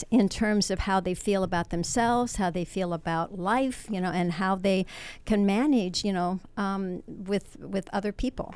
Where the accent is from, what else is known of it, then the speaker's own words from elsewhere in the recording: Washington, District of Columbia, United States; moved away as an adult; now in Ventura, United States; I'm from the Washington D.C. area.